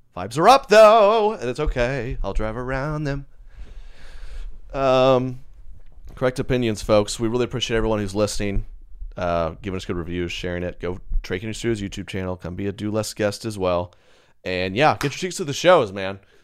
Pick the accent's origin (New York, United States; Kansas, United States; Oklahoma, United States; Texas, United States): Oklahoma, United States; Edmond; I'm from Edmond, Oklahoma